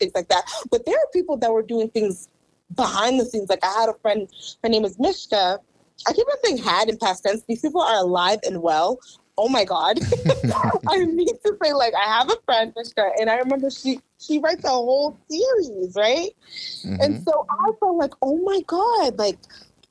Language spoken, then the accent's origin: English; Randolph, Massachusetts, United States; moved away as an adult; also born or lived in Maryland; I grew up in Randolph